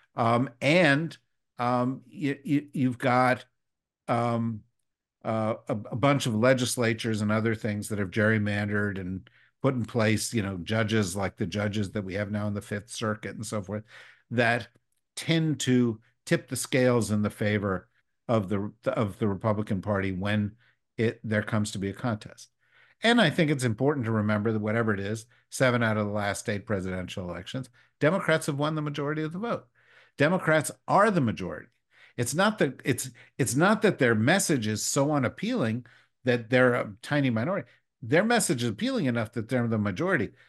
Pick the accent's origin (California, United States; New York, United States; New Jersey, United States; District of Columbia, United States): New Jersey, United States; Summit; also born or lived in Berkeley Heights, New Jersey; I grew up as a little kid in Berkeley Heights, New Jersey uh, just was just a, across Route 22 from where you were. And then I we moved to Summit